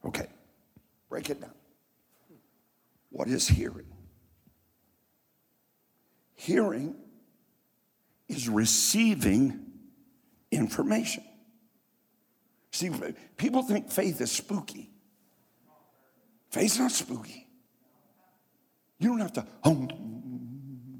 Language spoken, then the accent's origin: English; Martin County, Kentucky, United States; moved away; also born or lived in Columbus, Ohio; I'm from Martin County, Kentucky. Where nobody ever had anything.